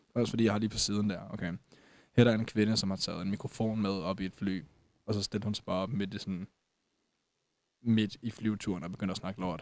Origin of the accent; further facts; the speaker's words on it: Denmark; jeg også som dansker